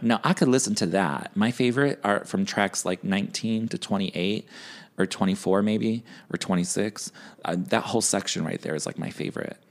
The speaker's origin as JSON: {"language": "English", "town": "Chicago", "region": "Illinois", "country": "United States", "said": "I'm from Chicago"}